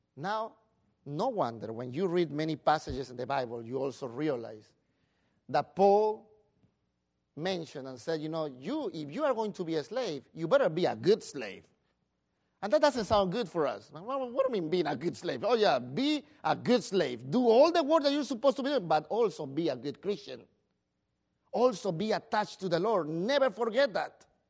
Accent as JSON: {"language": "English", "country": "Peru", "moved": "yes"}